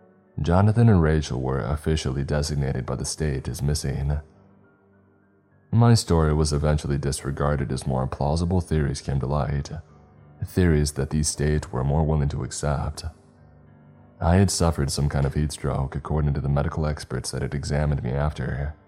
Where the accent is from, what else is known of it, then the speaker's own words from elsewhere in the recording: Wisconsin, United States; And when they realized that I was telling the truth and that I was from Wisconsin, they did raise their eyebrows.